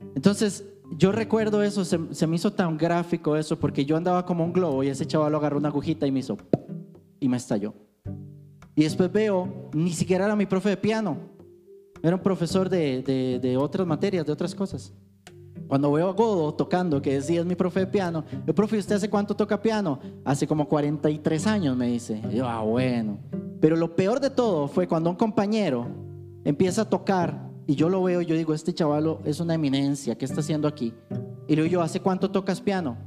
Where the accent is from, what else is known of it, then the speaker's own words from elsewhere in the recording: Alajuela, Costa Rica; yo vengo de Alajuela